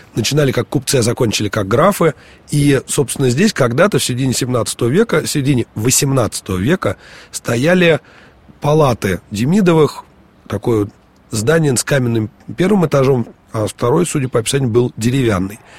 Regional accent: Moscow, Russia; мы, москвичи, будем говорить нескучный, поскольку у нас такая особенная, особенность произношения

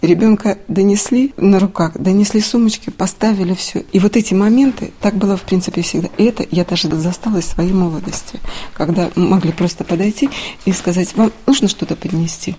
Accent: Severomorsk, Murmansk Oblast, Russia; я из Авиагородка

